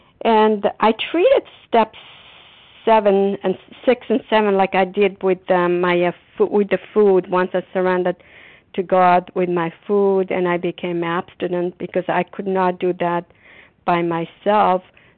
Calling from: Massachusetts, United States; recovered compulsive overeater, and I'm calling from Massachusetts.

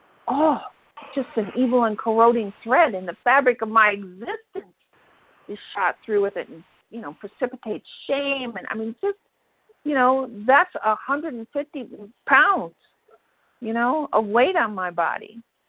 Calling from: Minnesota, United States; I'm calling from Minnesota

